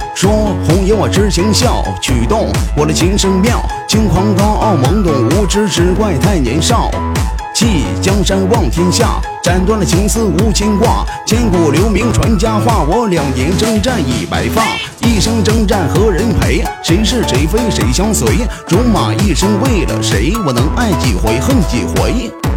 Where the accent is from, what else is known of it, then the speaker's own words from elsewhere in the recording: Shandong, China; accent: Northeastern (Dongbei) flavour, as others perceive it; 我不是东北的，我是山东人，山东人